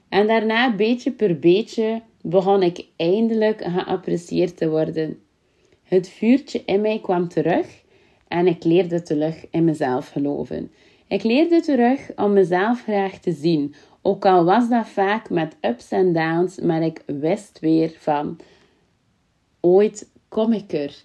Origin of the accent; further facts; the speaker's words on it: Kortemark, Flanders, Belgium; accent: West Flemish; natuurlijk kom ik ook vandaan uit Kortemark, wat dat in West-Vlaanderen ligt, is al te horen en mijn accent